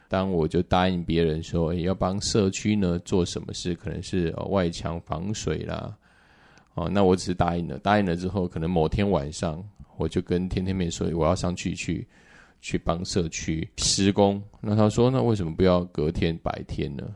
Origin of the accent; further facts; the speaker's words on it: southern Taiwan, Taiwan; now in Taipei, Taiwan; 我是南部的小孩，本来刚开始我来台北